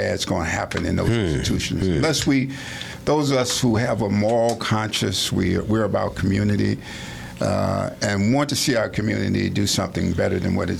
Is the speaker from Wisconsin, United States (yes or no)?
no; Indianapolis, Indiana, United States; moved away; I'm from Indianapolis, Indiana